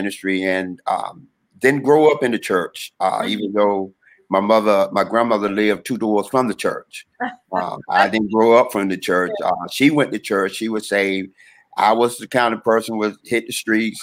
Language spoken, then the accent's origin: English; Durham, North Carolina, United States; I'm originally from North Carolina, Durham, North Carolina, born in Durham, raised in Durham